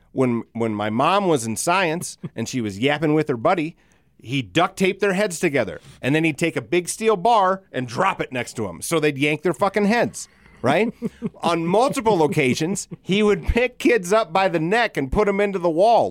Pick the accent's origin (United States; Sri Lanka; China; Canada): United States; We're from Elsister